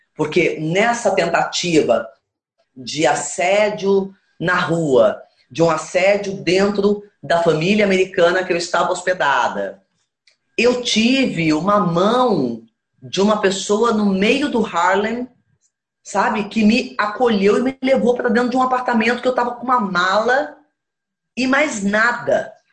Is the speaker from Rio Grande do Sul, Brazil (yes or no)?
no; Campinas, São Paulo, Brazil; Eu sou de Campinas, sou do interior de São Paulo.